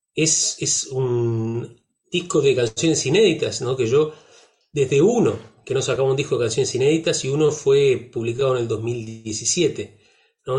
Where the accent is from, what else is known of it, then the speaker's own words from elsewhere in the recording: Uruguay; accent: Uruguayan; mi acento de, de, uruguayo trucho